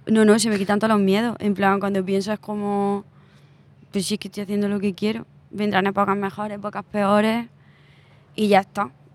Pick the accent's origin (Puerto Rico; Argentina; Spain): Spain; Úbeda, Andalusia; now in Madrid, Spain; Úbeda, que es mi pueblo